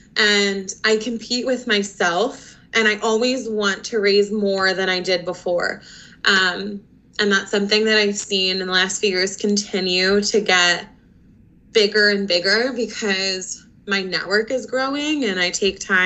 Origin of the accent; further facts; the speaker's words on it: Conshohocken, Pennsylvania, United States; also born or lived in West Chester, Pennsylvania; I am currently a resident of Conshohocken. I grew up in the area most of my life. I went through school at Colonial School District